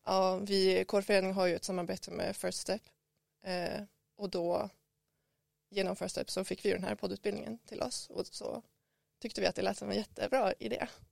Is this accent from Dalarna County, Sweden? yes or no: no; Skellefteå, Västerbotten County, Sweden; moved away as an adult; now in Umeå, Sweden; jag kommer från Skellefteå, grannstaden Skellefteå och jag flyttade till Umeå för att plugga